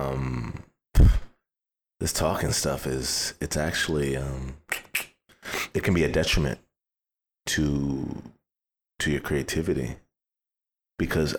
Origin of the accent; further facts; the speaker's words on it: United States; I'm a first generation Nigerian. Like, I'm the first generation born in America